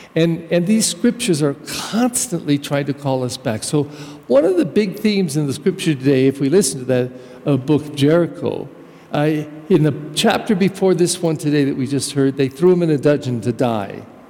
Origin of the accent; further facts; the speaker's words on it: United States; I actually come from a German culture, but I'm American